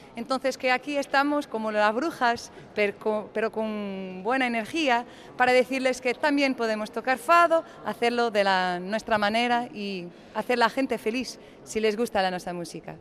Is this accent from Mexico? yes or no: no; Porto, Norte, Portugal; Spanish is a second language; somos de Oporto, eh, somos del norte de Portugal